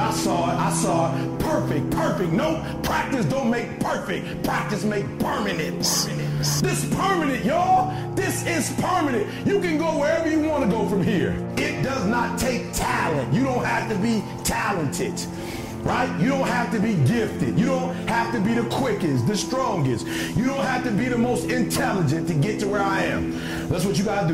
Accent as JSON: {"language": "English", "town": "Detroit", "region": "Michigan", "country": "United States", "said": "I'm from Detroit, homeless."}